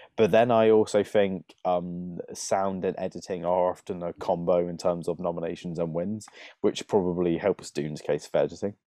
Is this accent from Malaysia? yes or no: no; United Kingdom; a lot of us Brits